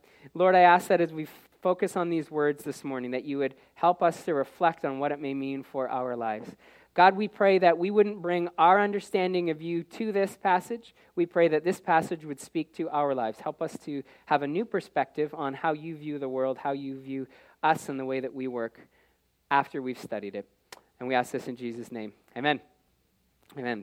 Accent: Canada; the education and experience that I may have received growing up in Canada

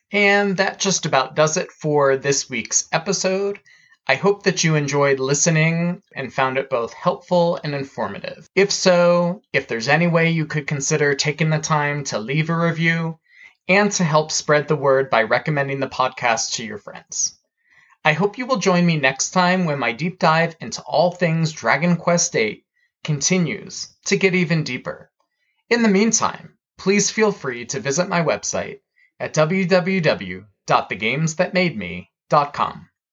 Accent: United States; As an American

